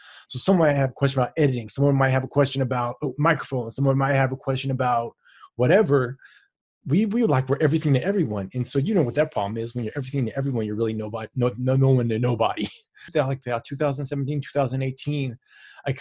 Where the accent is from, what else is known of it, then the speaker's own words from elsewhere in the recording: East Palo Alto, California, United States; I'm from East Palo Alto, California